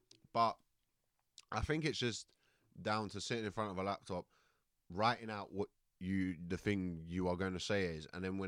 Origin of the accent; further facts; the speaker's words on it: Croydon, London, United Kingdom; so I'm from Croydon. So even if I'm like, I'm up through in Stonebridge at the moment